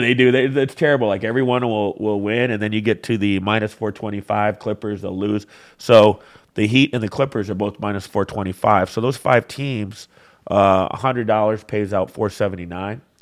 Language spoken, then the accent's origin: English; Flint, Michigan, United States; also born or lived in Marquette, Michigan; I grew up in the Flynn area